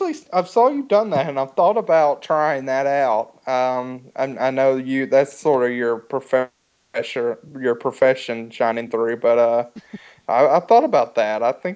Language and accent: English; Georgia, United States; as a Southern person growing up in Georgia, I know if I'd see Muta appear on my screen in 1989, I'd have probably been enamored with the guy.